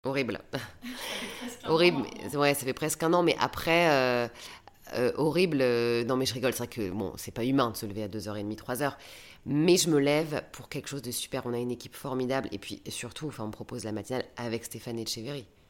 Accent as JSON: {"language": "French", "town": "Valenciennes", "region": "Hauts-de-France", "country": "France", "tie": "born or raised there", "also_born_or_lived": "Lille", "moved": "as an adult", "lives_now": "Paris, France", "said": "j'ai quitté Valenciennes très tôt, à l'âge de 19 ans. Et c'est vrai que je le regrette un peu, je suis partie trop tôt de chez mes parents."}